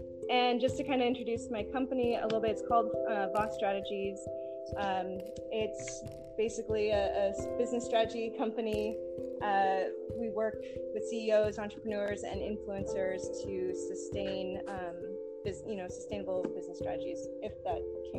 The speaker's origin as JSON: {"language": "English", "area": "the South Bay", "region": "Southern California", "country": "United States", "said": "I'm originally from Southern California, the South Bay."}